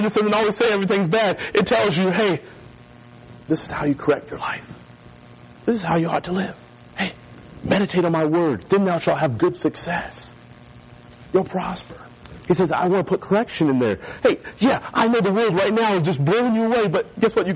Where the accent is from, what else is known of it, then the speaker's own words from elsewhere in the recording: North Carolina, United States; moved away; also born or lived in Florida; growing up in North Carolina, we had hurricanes